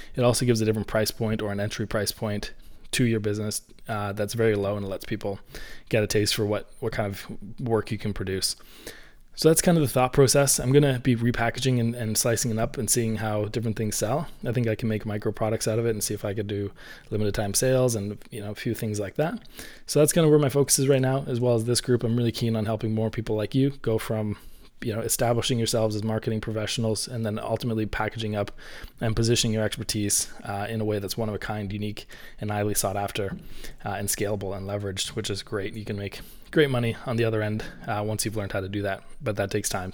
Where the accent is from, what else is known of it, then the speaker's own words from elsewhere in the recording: Canada; I'm Canadian, so I say niche